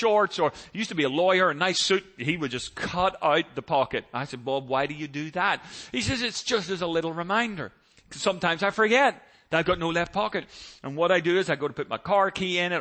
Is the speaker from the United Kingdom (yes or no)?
yes; Northern Ireland, United Kingdom; now in United States; Growing up in Northern Ireland